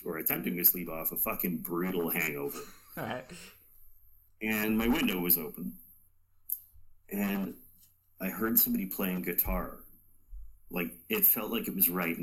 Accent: Canada; as a Canadian

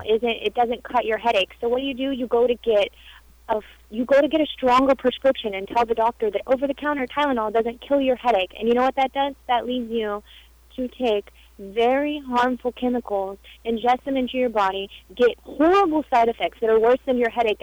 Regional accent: St. Petersburg, Florida, United States; I grew up in St. Petersburg

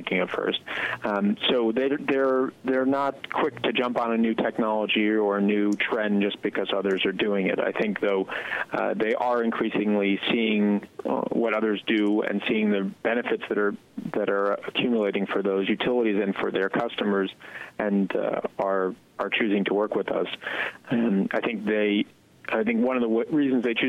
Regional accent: New York, United States; I grew up in New York

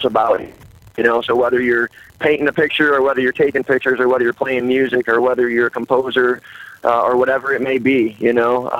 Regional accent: Detroit, Michigan, United States; moved away as an adult; now in Baltimore, United States; Three of us are originally from Detroit, Michigan

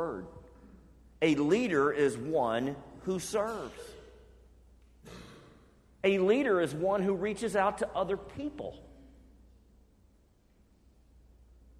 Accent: Birmingham, Alabama, United States; moved away; I grew up in Birmingham, Alabama.

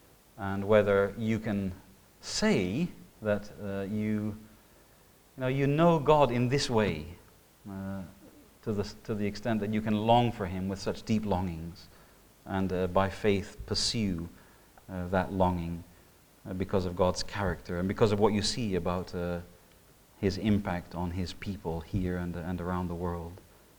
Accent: Indonesia; I mean, when I was growing up in Indonesia, we had a Komodo dragon come into our Sunday morning service.

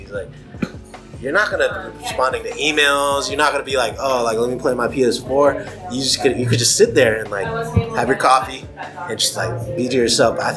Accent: Japan; yeah, we grew up in Japan, bro.

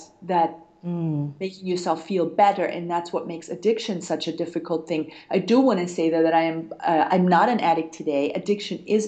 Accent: Germany; moved away; also born or lived in United States; I'm originally from Germany

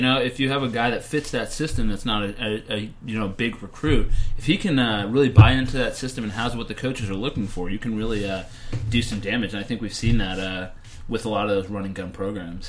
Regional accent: Northeast, United States; growing up in the Northeast

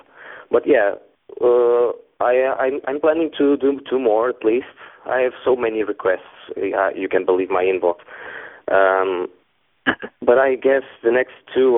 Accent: Portugal; I'm from Portugal

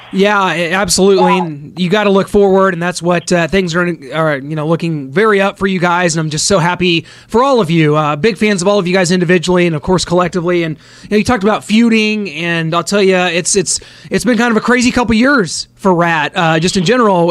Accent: Kansas City, United States; Kansas City, my hometown

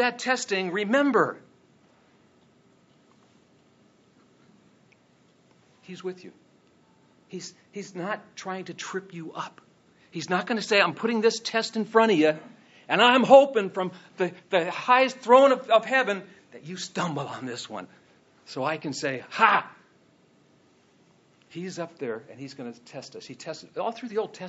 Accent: Ireland; now in United States; I was born in Ireland

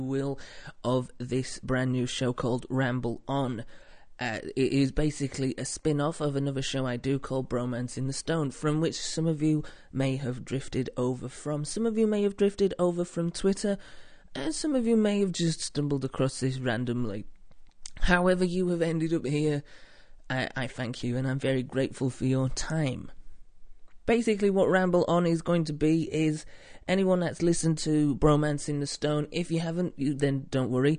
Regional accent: the north of England, United Kingdom; I'm from up north, where apparently it's grim.

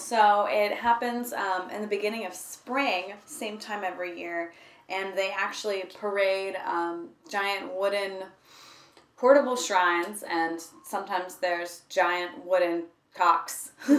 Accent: Dallas, Texas, United States; now in Japan; I'm from Dallas, Texas, which is a big city.

